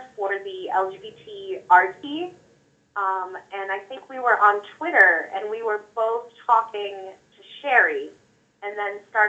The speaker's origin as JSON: {"language": "English", "region": "Michigan", "country": "United States", "said": "I'm from Michigan."}